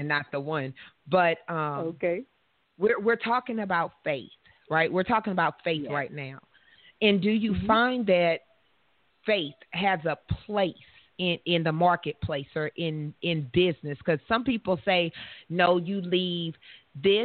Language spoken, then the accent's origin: English; the South, United States; I'm from the South.